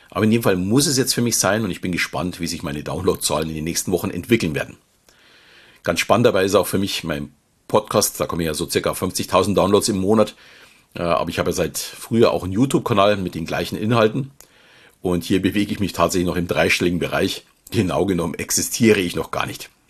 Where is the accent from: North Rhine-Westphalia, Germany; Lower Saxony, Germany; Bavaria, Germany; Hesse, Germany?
Bavaria, Germany; Munich; Wie man vielleicht schon hört, komme ich aus dem Süden Deutschlands und fühle mich, auch wenn ich mittlerweile mit meiner Familie etwas außerhalb wohne, noch immer als echter Münchner. Schließlich bin ich geboren und aufgewachsen in der bayerischen Landeshauptstadt.